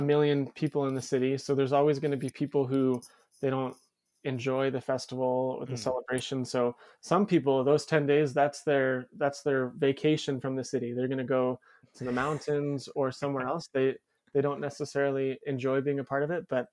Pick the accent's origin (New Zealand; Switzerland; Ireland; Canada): Canada; Calgary, Alberta